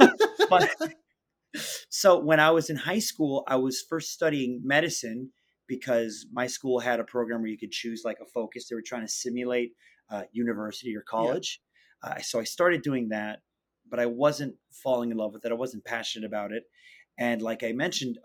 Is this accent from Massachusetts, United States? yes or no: no; Miami, Florida, United States; moved away as an adult; also born or lived in London; now in New York, United States; I was born and raised in Miami, Florida